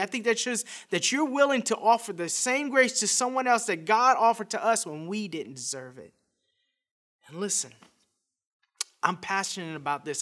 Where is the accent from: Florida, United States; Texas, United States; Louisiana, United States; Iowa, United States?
Louisiana, United States; Scott; I was raised in a little town outside Lafayette, Louisiana called Scott